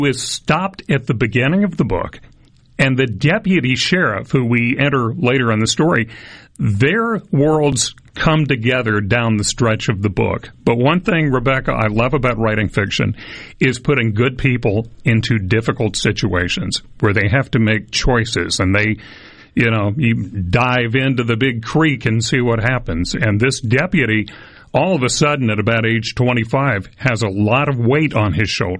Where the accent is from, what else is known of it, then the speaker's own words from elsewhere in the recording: Starkville, Mississippi, United States; I grew up in Starkville